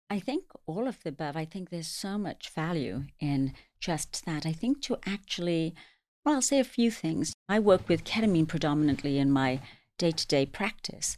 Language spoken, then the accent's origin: English; England, United Kingdom; also born or lived in London; now in New York City, United States; I was raised in England, but my heritage is Indian.